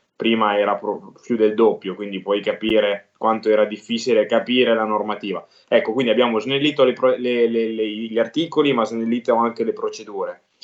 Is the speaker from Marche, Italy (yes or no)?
yes; Fano, Marche, Italy; siamo sulla costa, sul mare a Fano, quindi io sono di Fano